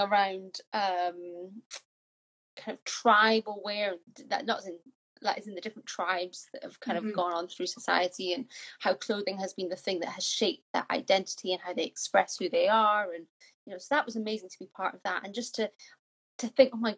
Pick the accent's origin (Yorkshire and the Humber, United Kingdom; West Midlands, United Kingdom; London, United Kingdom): Yorkshire and the Humber, United Kingdom; also born or lived in Scotland; I'm Scottish, but I grew up in Yorkshire. I left Scotland when I was 10